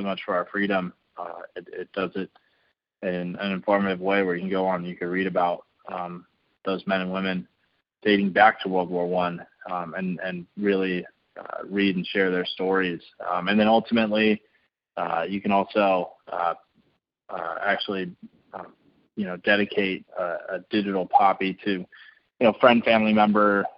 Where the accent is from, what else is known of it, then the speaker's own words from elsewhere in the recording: San Diego, California, United States; moved away as an adult; I grew up in San Diego, surrounded by the military.